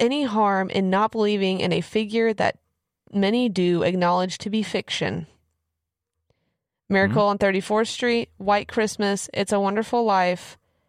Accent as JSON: {"language": "English", "region": "Kansas", "country": "United States", "said": "I'm from Kansas, so we get snow all the time."}